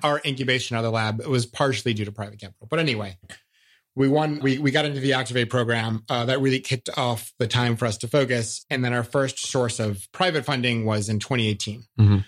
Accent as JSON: {"language": "English", "town": "Cleveland", "region": "Ohio", "country": "United States", "tie": "born or raised there", "also_born_or_lived": "Dayton, Ohio", "said": "growing up in Northern Ohio"}